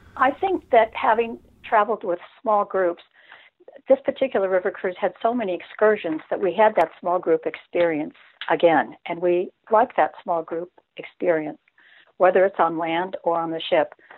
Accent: Redondo Beach, California, United States; now in South Carolina, United States; we're from Redondo Beach

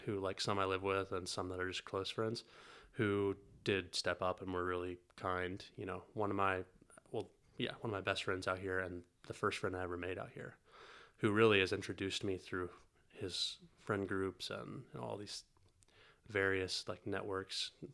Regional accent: North Carolina, United States; moved away; also born or lived in Italy; I grew up in North Carolina

